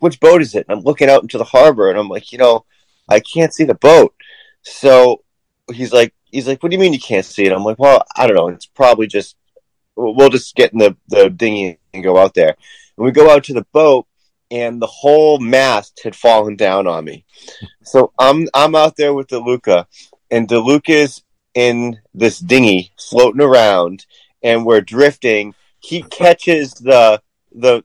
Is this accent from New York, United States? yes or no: no; Weymouth, Massachusetts, United States; I grew up in Weymouth